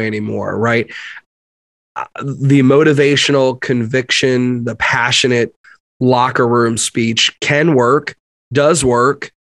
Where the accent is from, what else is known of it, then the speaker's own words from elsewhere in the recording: New York, United States; I'm also from New York